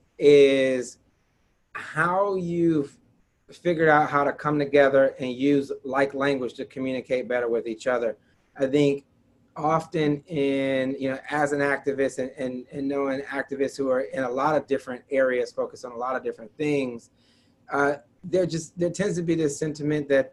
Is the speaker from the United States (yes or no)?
yes; Detroit, Michigan, United States; born and raised in Detroit